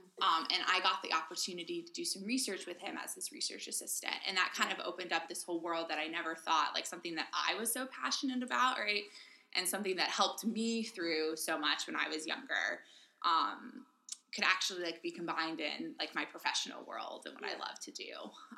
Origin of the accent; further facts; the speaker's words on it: San Francisco Bay Area, California, United States; moved away as an adult; also born or lived in Austin, Texas; In the San Francisco Bay Area. Kind of all over, but like majoritively there.